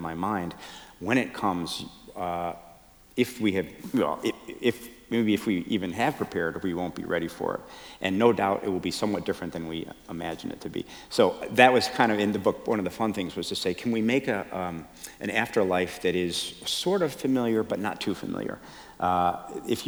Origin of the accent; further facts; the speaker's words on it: Chicago, Illinois, United States; I was raised Catholic in Chicago